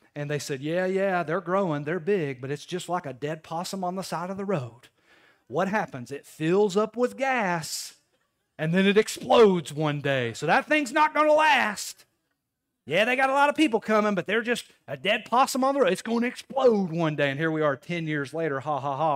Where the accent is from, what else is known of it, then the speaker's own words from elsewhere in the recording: Knoxville, Tennessee, United States; moved away as an adult; now in Crossville, United States; I'm from Knoxville